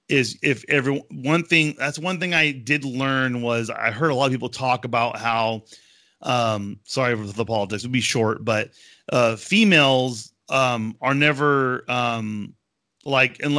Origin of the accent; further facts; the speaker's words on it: United States; I'm an American.